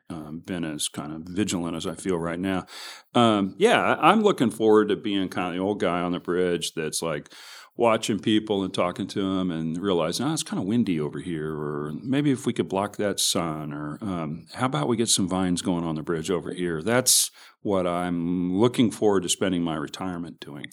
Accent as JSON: {"language": "English", "town": "Kansas City", "region": "Missouri", "country": "United States", "said": "I'm from the Northlands."}